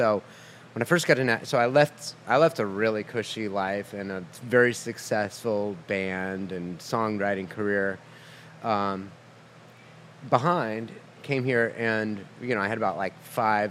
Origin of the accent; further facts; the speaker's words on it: Massachusetts, United States; moved away as an adult; also born or lived in Burlington, Vermont / Maine; now in Nashville, United States; Grew up in Massachusetts, first 18 years in Massachusetts. Went to college in Vermont.